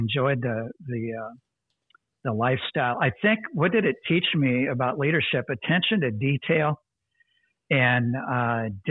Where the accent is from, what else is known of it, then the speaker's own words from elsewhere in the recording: Omaha, Nebraska, United States; moved away; also born or lived in South Dakota; I grew up in Omaha, Nebraska